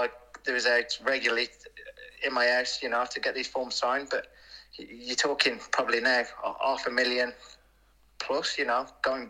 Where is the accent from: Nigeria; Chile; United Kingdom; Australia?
United Kingdom; Wolverhampton, West Midlands; I was born in Bilston